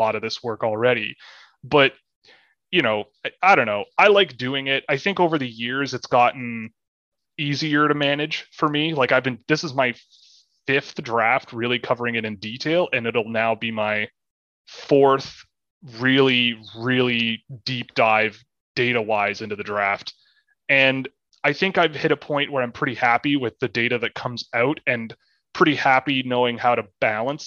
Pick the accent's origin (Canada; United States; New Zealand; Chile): Canada; Toronto, Ontario; when I grew up, I mean, I'm from Toronto. I grew up playing hockey.